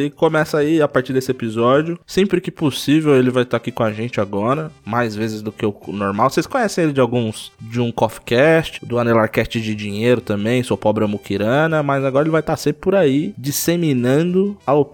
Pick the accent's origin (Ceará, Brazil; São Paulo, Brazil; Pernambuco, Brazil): São Paulo, Brazil; os três da Zona Sul de São Paulo também.